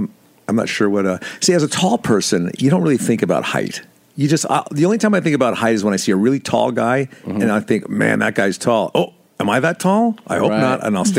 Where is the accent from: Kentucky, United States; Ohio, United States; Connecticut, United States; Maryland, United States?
Connecticut, United States; Bridgeport; I grew up in Connecticut. Bridgeport, nice. Connecticut.